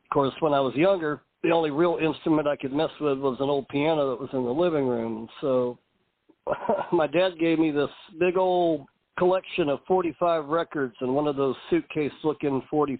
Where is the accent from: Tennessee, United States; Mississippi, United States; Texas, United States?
Texas, United States; Irving; also born or lived in Dallas, Texas; I was born in Dallas, Texas, but raised in Irving, Texas, which I don't know, these days you can't really tell the difference between the two. They're just kind of there. We kind of grew up poor